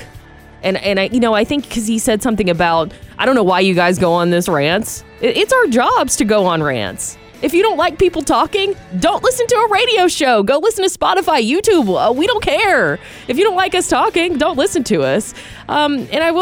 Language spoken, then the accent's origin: English; Georgia, United States; I was from Georgia